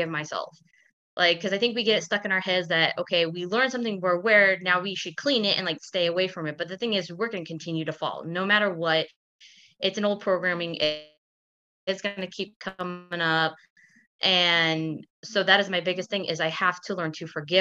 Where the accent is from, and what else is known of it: Kansas City, United States